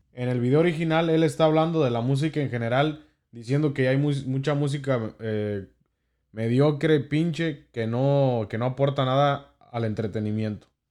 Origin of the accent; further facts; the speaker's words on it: Mexico; como mexicanos eh, tenemos en nuestra cultura